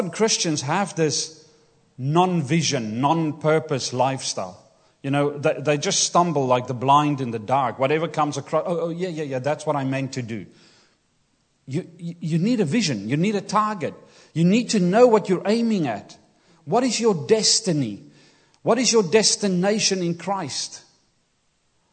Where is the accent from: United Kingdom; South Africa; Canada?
South Africa; Kimberley, Northern Cape; English is a second language; moved away; Growing up in South Africa, I grew up in Kimberley, which is semi-desert, the Kalahari Desert.